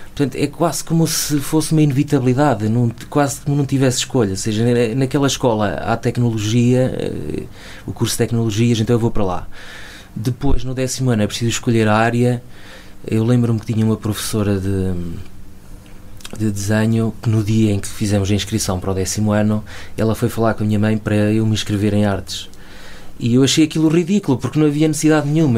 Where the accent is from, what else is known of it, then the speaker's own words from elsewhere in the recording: Chaves, Norte, Portugal; also born or lived in Lisbon; venho de Chaves, da periferia, de uma rua relativamente, relativamente pobre